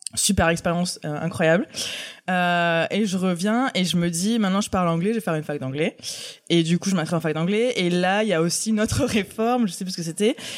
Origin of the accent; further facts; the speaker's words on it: Aix-en-Provence, Provence-Alpes-Côte d'Azur, France; also born or lived in Paris; Alors je suis née à Paris. Et euh, mes parents ont déménagé dans le sud, à Aix-en-Provence, quand j'avais 5 ans. Donc en fait, euh, j'ai grandi à Aix